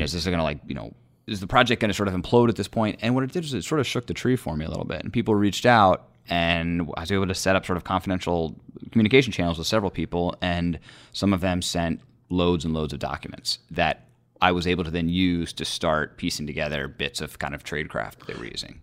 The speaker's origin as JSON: {"language": "English", "region": "Northern Virginia", "country": "United States", "tie": "born or raised there", "moved": "as an adult", "lives_now": "Washington, United States", "said": "I grew up in Northern Virginia"}